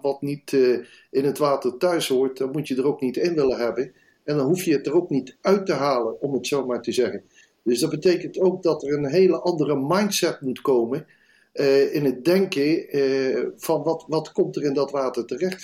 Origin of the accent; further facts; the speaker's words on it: Netherlands; als Nederlander